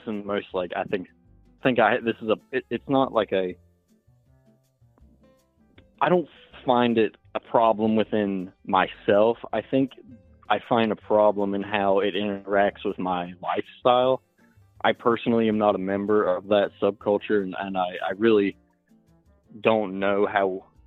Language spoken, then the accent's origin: English; Appalachia, United States; accent: Southern; I'm from Appalachia